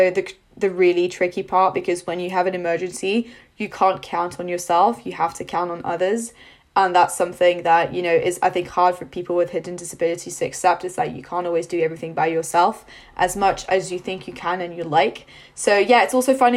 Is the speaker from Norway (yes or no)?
no; France; moved away as an adult; now in United Kingdom; I'm not from the UK, so I was born and raised in France